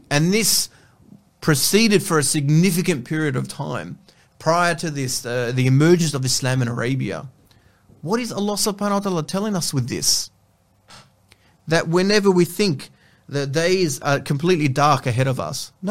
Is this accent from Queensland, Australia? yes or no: no; Sydney, New South Wales, Australia; Now you're Victorian, and now I'm New South Wales. I'm from New South Wales. You're from Melbourne, and I'm from Sydney.